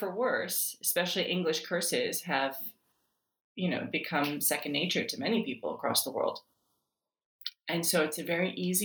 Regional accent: New York City, New York, United States; moved away as an adult; also born or lived in Iran / Italy / Massachusetts / United Kingdom; we were routed to the United States, and I grew up in New York City in Queens

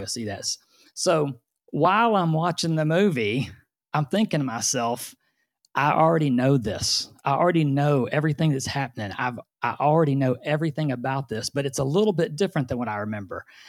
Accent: Orange, Texas, United States; also born or lived in Houston area; now in Houston, United States; I was born in Orange, Texas, which is the very far southeast corner of Texas

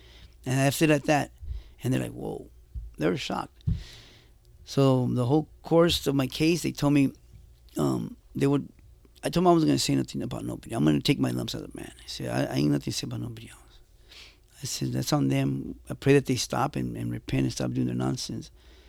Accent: Jalisco, Mexico; I tell the shot callers from the paisas, because I'm from Mexico. So yeah. I tell the paisas, hey, soy de Jalisco, pero no corro paisa. Soy cristiano.

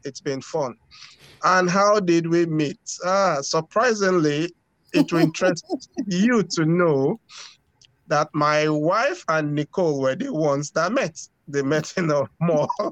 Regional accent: Lagos, Nigeria; now in Moncton, Canada; I was born in Nigeria. Okay. Grew up in Nigeria in the busy city of Lagos.

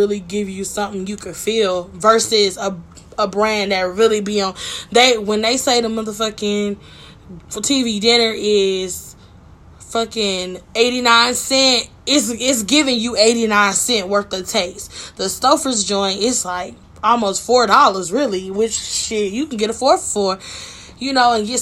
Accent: Michigan, United States; I'm from Michigan, just not Detroit

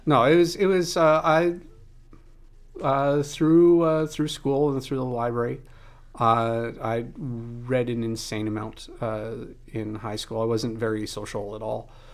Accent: outside a small town near Moose Jaw, Saskatchewan, Canada; moved away; I grew up outside of a small town. Uh, and, you know, in the big city for me was Moose Jaw

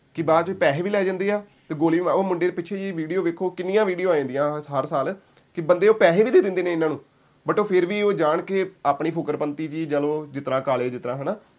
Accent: Batala, Punjab, India; moved away as an adult; now in San Jose, United States; ਬਟਾਲੇ ਸ਼ਹਿਰ ਦਾ

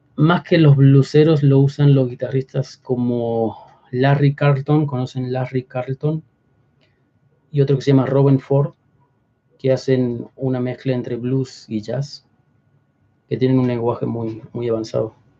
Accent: Córdoba, Argentina; moved away as an adult; now in Mexico; Córdoba, la ciudad, mi ciudad natal

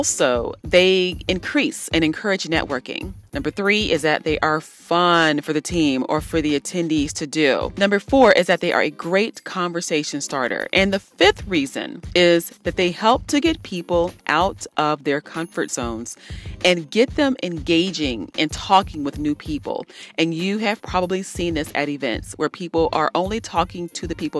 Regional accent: Columbus, Ohio, United States; I'm from Columbus, Ohio.

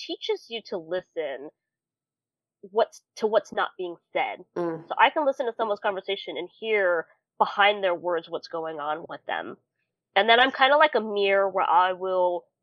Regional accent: California, United States; now in Tennessee, United States; I'm originally from California and moved all the way to Tennessee

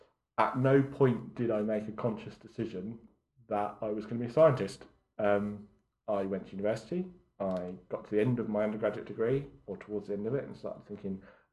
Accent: Southampton, South East England, United Kingdom; Growing up near Southampton, the Oceanography Centre then was fairly new

